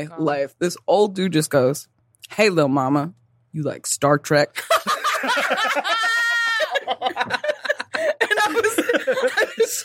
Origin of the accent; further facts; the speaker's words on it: East Coast, United States; accent: Detroit; now in Detroit, United States; I'm from the East Coast